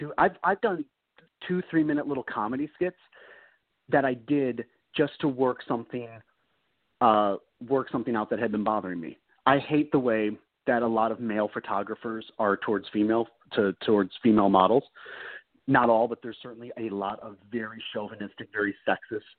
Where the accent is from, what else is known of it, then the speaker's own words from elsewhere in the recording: Chicago, Illinois, United States; I'm from Chicago.